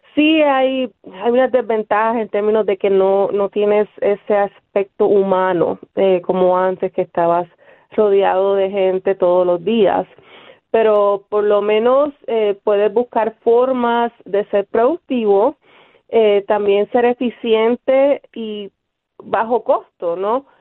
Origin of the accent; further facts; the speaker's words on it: Bayamón, Puerto Rico; also born or lived in Río Piedras, Puerto Rico; now in Pittsburgh, United States; soy nacida y criada en Bayamón, Puerto Rico.